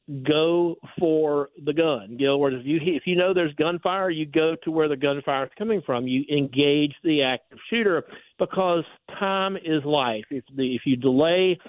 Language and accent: English; South Georgia, United States; I grew up in South Georgia